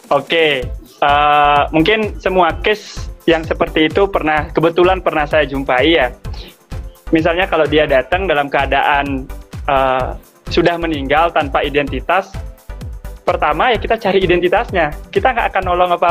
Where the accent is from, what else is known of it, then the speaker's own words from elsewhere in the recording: Bali, Indonesia; now in Malang, Indonesia; Kelihatan kalau dari namanya nama orang Bali, saya asli Bali. Bali. Ya. Tapi ini saat ini saya lagi di Malang.